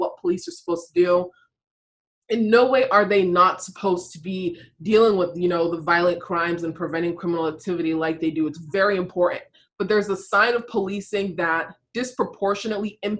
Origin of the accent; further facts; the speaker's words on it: Virginia, United States; I'm from Virginia